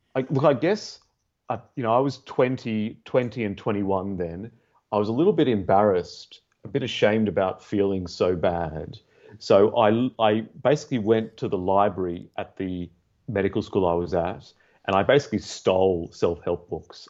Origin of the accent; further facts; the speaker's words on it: Australia; now in London, United Kingdom; i'm from australia Tell from my accent. I grew up in a neurotic Jewish family